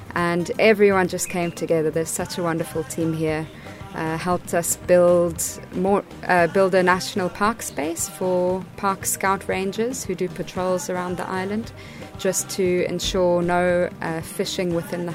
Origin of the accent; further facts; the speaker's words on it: South Africa; also born or lived in Botswana; now in Malawi; As you know, I'm from South Africa and Botswana